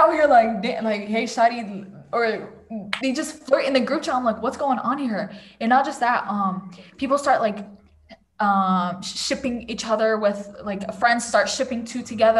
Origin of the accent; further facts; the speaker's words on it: Saudi Arabia; moved away; I grew up with never hearing about things like this. I came from Saudi, right? From Saudi to over here.